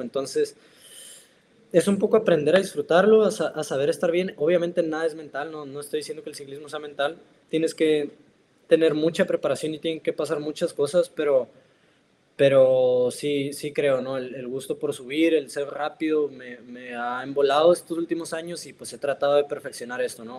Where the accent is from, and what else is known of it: Mexico; now in Italy